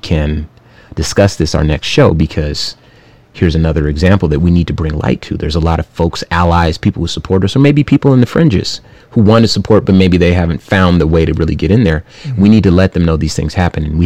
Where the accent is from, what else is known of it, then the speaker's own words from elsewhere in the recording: Compton, California, United States; I'm from Compton